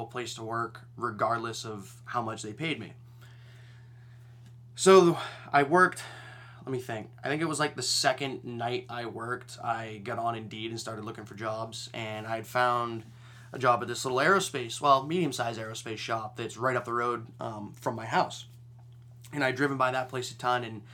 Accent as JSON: {"language": "English", "region": "Maine", "country": "United States", "said": "I'm from Maine"}